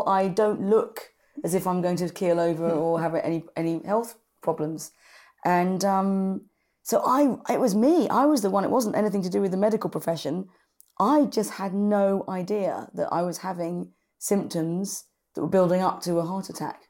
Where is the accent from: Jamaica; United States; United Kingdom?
United Kingdom; London; I'm from London. I live in Spitalfields in London City, run my own business, and I had a heart attack when I was 45.